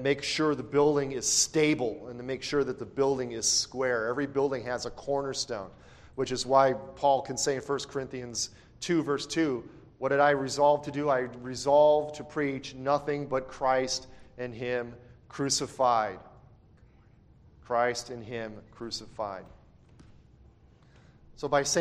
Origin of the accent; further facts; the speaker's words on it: Chicago, Illinois, United States; I grew up and lived in Chicago.